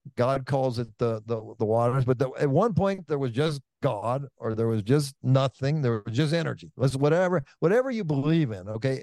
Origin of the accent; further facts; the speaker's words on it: Oakland, California, United States; I'm from Oakland, California